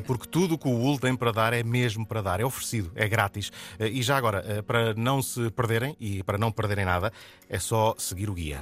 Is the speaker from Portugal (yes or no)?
yes; Castelo Branco, Centro, Portugal; eu sou de Castelo Branco